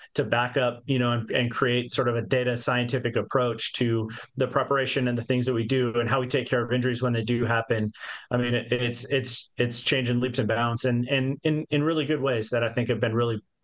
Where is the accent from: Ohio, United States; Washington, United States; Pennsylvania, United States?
Washington, United States; Yakima; I grew up in Yakima, Washington, right there in South Central Washington.